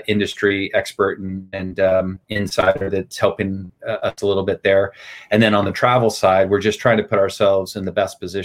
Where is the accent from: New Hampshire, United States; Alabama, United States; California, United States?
California, United States; Huntington Beach; moved away as an adult; also born or lived in New York; I grew up in Huntington Beach, California.